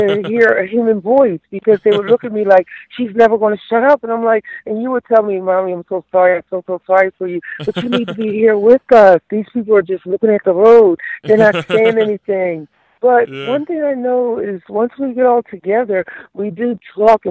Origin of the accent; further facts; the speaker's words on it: Philadelphia, Pennsylvania, United States; Growing up in Philadelphia